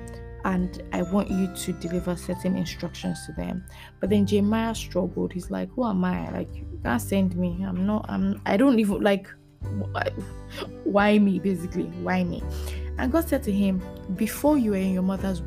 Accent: Lagos, Nigeria; So we moved from Satellite Town. We moved to Ikoyi.

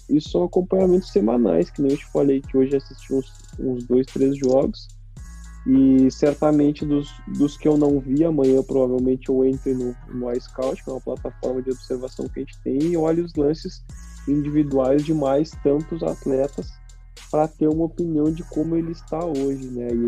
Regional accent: Caxias, Brazil; Caxias é minha zona de conforto. Lá onde tá minhas origens, onde eu cresci, onde eu cresci, onde eu aprendi a ser a ser homem

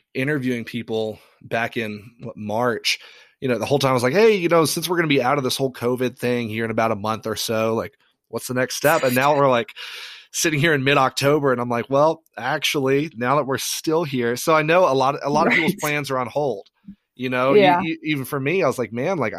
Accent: Ireland; now in United States; I grew up in Ireland

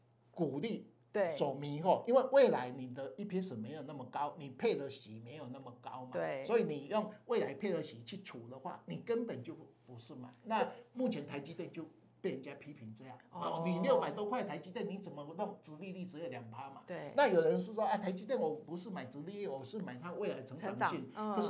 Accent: Taiwan; 我们台湾人不喜欢减资嘛

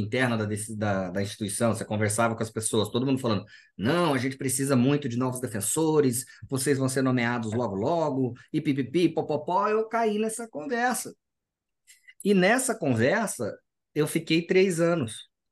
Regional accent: Cuiabá, Mato Grosso, Brazil; also born or lived in São Paulo; eu sou do Mato Grosso, sou cuiabano.

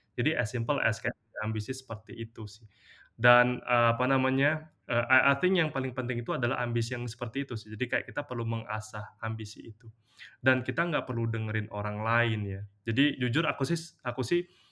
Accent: Indonesia; moved away; most of my my kayak childhood friends itu di kampung itu tuh sampai sekarang pun masih masih seperti itu. Jadi mereka tuh kayak memilih untuk stay aja di di apa di kampung di Muara ini

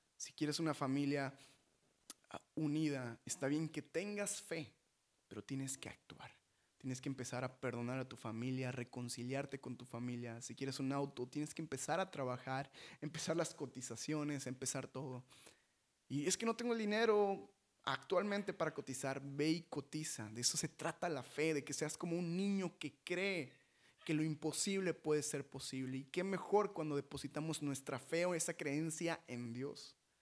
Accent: Mexico; nosotros como mexicanos

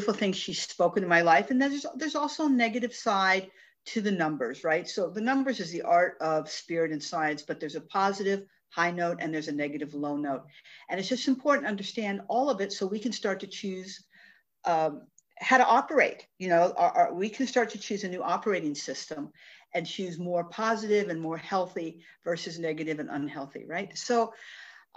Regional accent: Tucson, Arizona, United States; I was born and raised in Tucson, Arizona

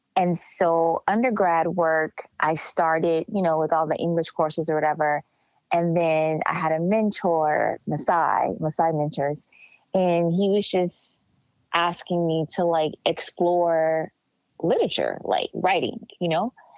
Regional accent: Los Angeles, California, United States; I'm from Los Angeles

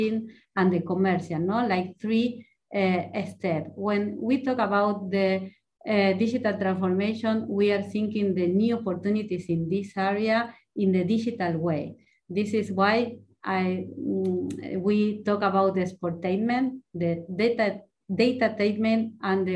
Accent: Argentina; first language Spanish; English is a second language; moved away as an adult; now in Spain; I was born in Argentina

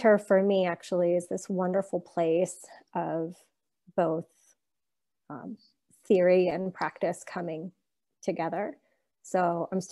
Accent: Pittsburgh, Pennsylvania, United States; I'm a native Pittsburgher. I grew up in the South Hills of Pittsburgh.

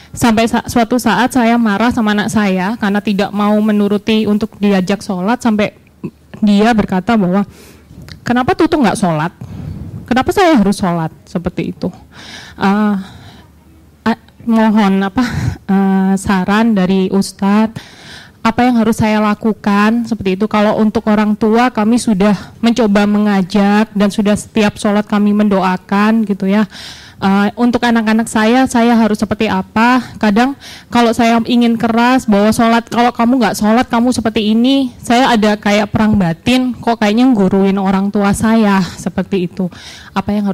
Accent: Depok, West Java, Indonesia; saya dari Depok.

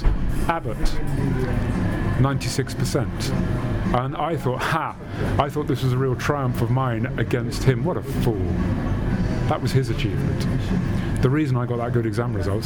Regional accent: London, United Kingdom; I grew up in London, sighted

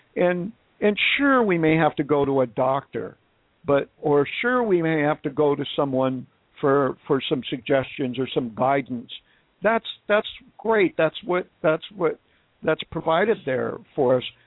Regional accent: Wisconsin, United States; now in Phoenix, United States; I'm from Wisconsin

